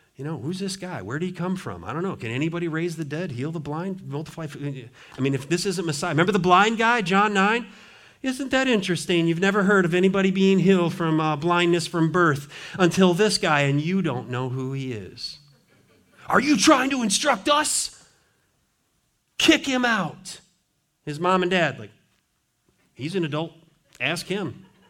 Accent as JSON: {"language": "English", "region": "Montana", "country": "United States", "tie": "born or raised there", "moved": "yes", "lives_now": "Richmond, United States", "said": "I grew up in Montana"}